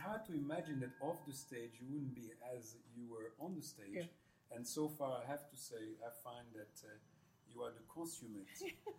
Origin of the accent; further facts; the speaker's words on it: France; now in Melbourne, Australia; I'm from France.